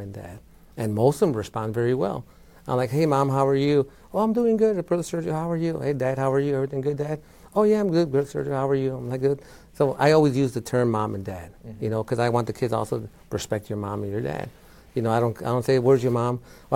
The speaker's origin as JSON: {"language": "English", "town": "Chicago", "region": "Illinois", "country": "United States", "also_born_or_lived": "Florida", "moved": "as an adult", "said": "I was from Chicago."}